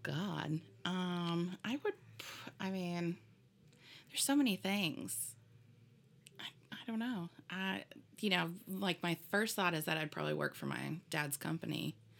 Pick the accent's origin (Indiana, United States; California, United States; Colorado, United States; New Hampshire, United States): Indiana, United States; Fort Wayne; moved away; I was born in Fort Wayne, Indiana.